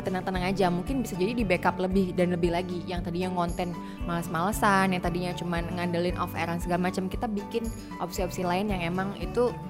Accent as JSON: {"language": "Indonesian", "town": "Sidoarjo", "region": "East Java", "country": "Indonesia", "said": "mungkin karena ya sidoarjo tidak seperti itu oh ya artinya ya"}